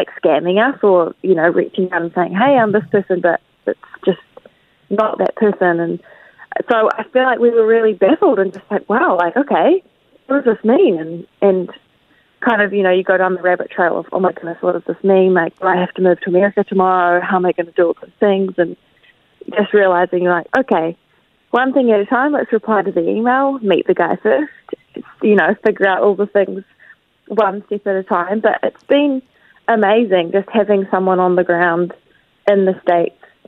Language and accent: English; New Zealand; also born or lived in Tauranga; I'm obviously from New Zealand and I live in a small town in Tauranga